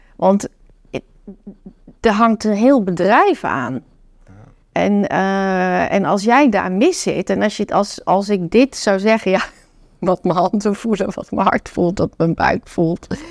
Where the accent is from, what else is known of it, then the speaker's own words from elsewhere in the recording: North Brabant, Netherlands; also born or lived in China; Ik kom uit Brabant, mijn oma woonde bij mij in.